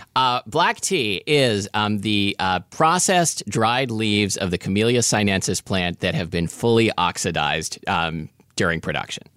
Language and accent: English; Portland, United States; we would get stash tea sometimes growing up in Portland